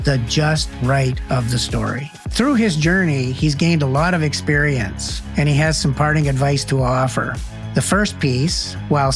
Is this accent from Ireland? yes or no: no; Alberta, Canada; moved away; I'm from Alberta originally.